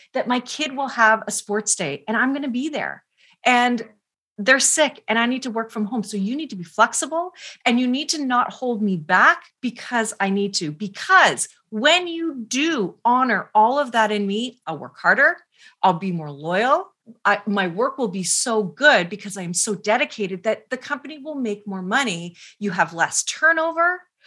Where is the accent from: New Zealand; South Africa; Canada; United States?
Canada; I'm Canadian.